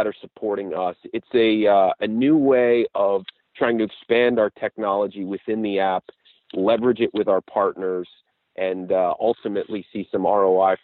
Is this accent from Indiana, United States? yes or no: no; Pittsburgh, Pennsylvania, United States; I grew up here in Pittsburgh